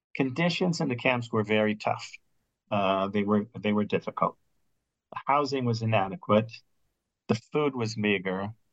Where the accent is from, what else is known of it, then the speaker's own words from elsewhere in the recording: Midwest, United States; accent: Midwestern; also born or lived in Jerusalem; I was raised in the Midwest, where the accents are rather bland and boring